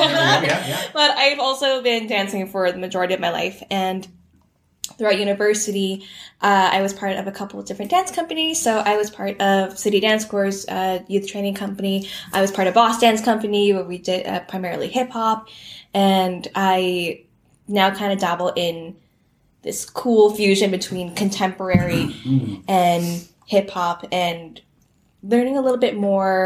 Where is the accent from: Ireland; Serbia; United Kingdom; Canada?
Canada; Toronto, Ontario; I grew up in Toronto, and I went to Etobicoke School of the Arts